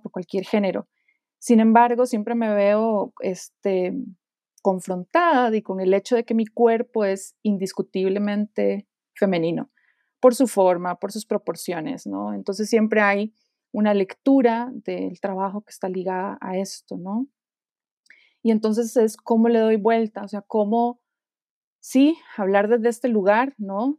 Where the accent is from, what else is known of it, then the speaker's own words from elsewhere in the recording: Costa Rica; moved away as an adult; now in Guanajuato, Mexico; yo soy de Costa Rica y actualmente vivo en, México, en la ciudad de Guanajuato